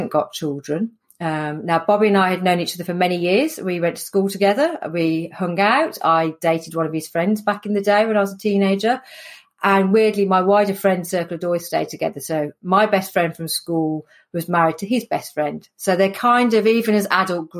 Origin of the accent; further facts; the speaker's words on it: Sutton Coldfield, West Midlands, United Kingdom; accent: Midlands; I'm from the Midlands, hence the accent. So born and bred in Sutton Coldfield, which is just north of Birmingham